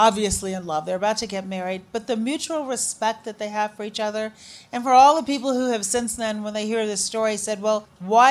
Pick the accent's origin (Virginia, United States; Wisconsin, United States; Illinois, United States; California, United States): Illinois, United States; Chicago; also born or lived in Shiraz, Iran; Chicago. He said, did you grow up here? Yep, sure did.